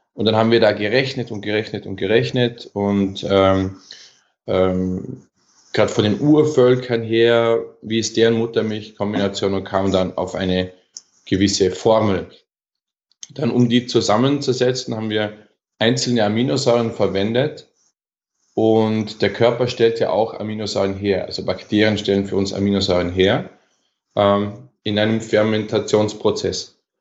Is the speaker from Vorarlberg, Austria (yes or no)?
yes; Bregenzerwald, Vorarlberg, Austria; bei uns im Bregenzer Wald, wo ich herkomme